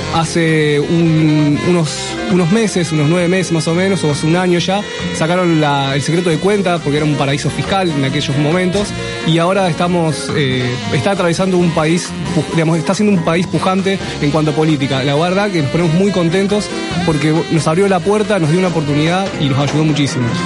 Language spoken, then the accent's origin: Spanish; Rosario, Santa Fe, Argentina; yo que soy rosarino